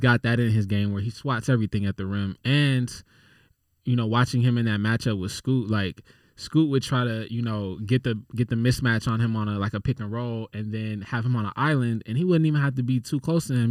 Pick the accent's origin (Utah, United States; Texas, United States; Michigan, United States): Texas, United States; San Antonio; moved away; I literally was born in San Antonio